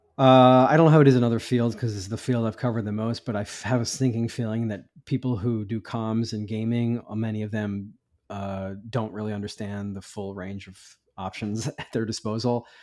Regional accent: United States; I'm an American reporter

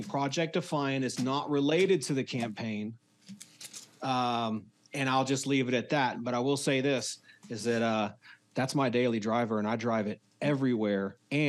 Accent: Texas, United States; I'm a seventh generation Texan

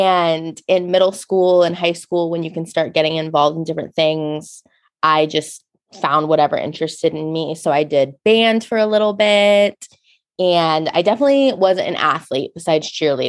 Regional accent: Folsom, California, United States; moved away as an adult; now in San Luis Obispo, United States; So I am originally from Folsom, California, up north near Sacramento. I lived there my whole life. And that's actually where my dad grew up too. So long line of Folsom family there.

